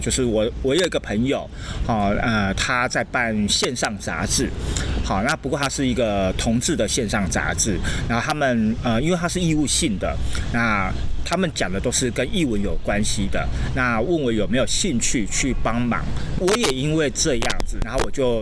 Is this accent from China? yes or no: no; Kaohsiung, Taiwan; moved away as an adult; also born or lived in Taipei; 我最早是在高雄嘛，嗯。那因为我是高雄人，所以我从高雄的地方的团队开始，从目前幕后都有参与过相关的演出或者是制作